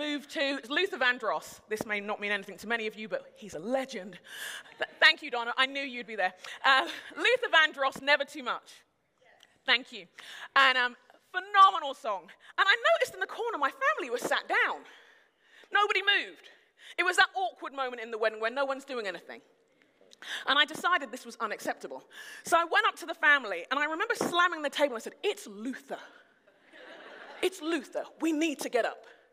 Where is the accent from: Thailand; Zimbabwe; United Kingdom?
United Kingdom; moved away; I'm a Brit